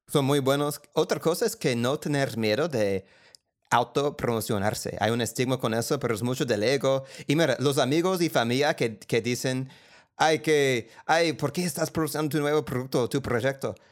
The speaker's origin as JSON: {"language": "Spanish", "country": "United States", "accent": "gringo", "second_language": "Spanish", "moved": "as an adult", "lives_now": "Colombia", "said": "Yo vengo de la clase media de los Estados Unidos"}